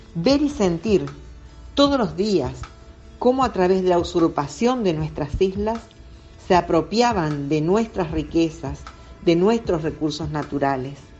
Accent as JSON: {"language": "Spanish", "country": "Argentina", "said": "como argentina"}